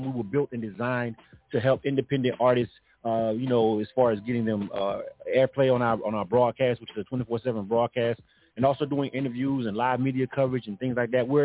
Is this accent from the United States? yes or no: yes; Memphis, Tennessee, United States; I'm from Memphis, Tennessee.